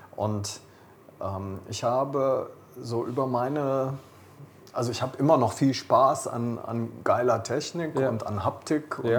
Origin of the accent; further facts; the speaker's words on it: Rhineland, Germany; ich bin Rheinländer